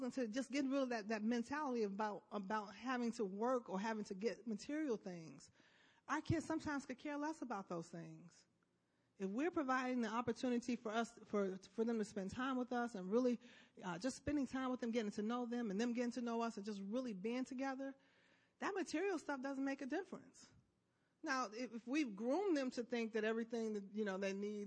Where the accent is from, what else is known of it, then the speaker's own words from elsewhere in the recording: Chicago, Illinois, United States; I'm from Chicago